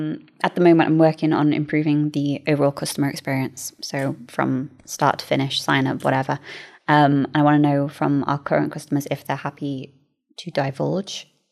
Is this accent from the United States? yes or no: no; United Kingdom; And hopefully, being British, maybe we can offer a little bit of a unique